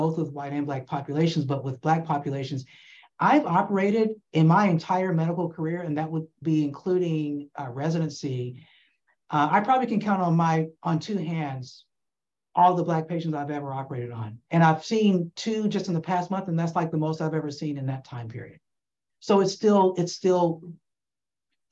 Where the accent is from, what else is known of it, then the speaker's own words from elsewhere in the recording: Atlanta, Georgia, United States; I'm actually from Atlanta. I grew up in Atlanta